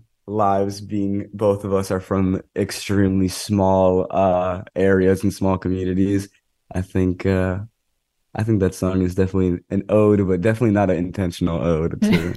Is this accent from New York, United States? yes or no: no; Monroe, Connecticut, United States; Well, specifically, I grew up in Fairfield County. I grew up in Monroe, Connecticut, around the Trumbull and Newtown area.